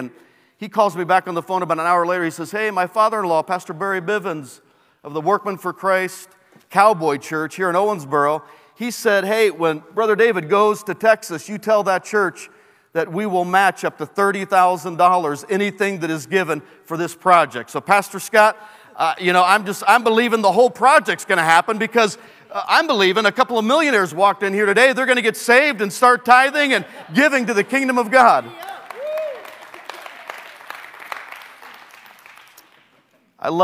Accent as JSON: {"language": "English", "country": "Peru", "tie": "born there", "said": "I was born in Peru"}